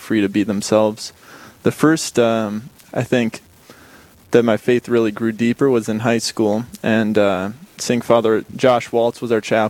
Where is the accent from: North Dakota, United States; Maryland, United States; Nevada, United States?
North Dakota, United States; Bismarck; also born or lived in Chicago; now in Dickinson, United States; I'm from Bismarck, and both my parents are from Chicago, actually, and they were led to Bismarck through a job, and so I grew up here.